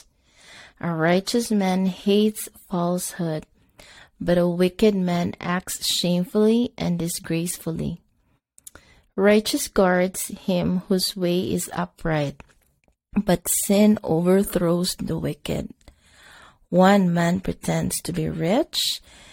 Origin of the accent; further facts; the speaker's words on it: Bisaya, Visayas, Philippines; first language Cebuano (Bisaya); English is a second language; It's in my Bisaya language